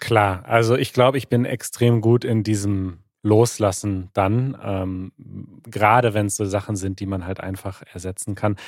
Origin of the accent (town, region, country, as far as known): Germany